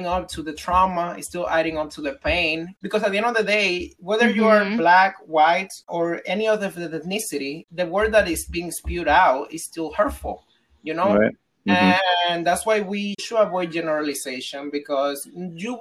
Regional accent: Dominican Republic; moved away; as a Dominican growing up in Dominican Republic, around the Dominican culture

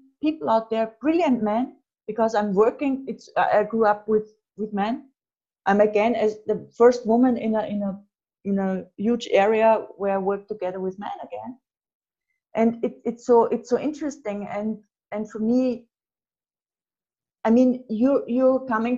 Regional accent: Austria; I'm from Austria

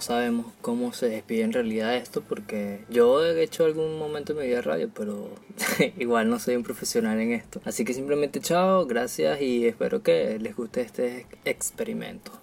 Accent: Venezuela; now in Barranquilla, Colombia; Somos una pareja de jóvenes venezolanos, parte de la diáspora venezolana, y nos ubicamos en la ciudad de Barranquilla, en Colombia

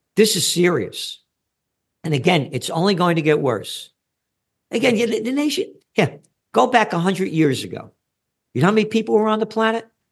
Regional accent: United States; I'm an American

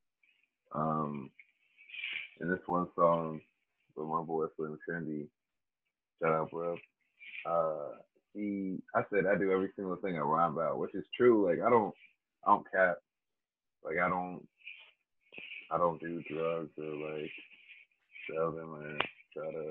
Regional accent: Canonsburg, Pennsylvania, United States; also born or lived in Washington, Pennsylvania; I am from Canonsburg, Pennsylvania. I was born in Washington, Pennsylvania

